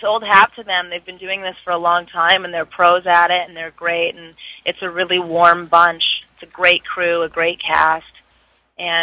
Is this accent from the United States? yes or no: no; Vancouver, British Columbia, Canada; moved away; I'm actually from Vancouver, so I love to go home and work and see my family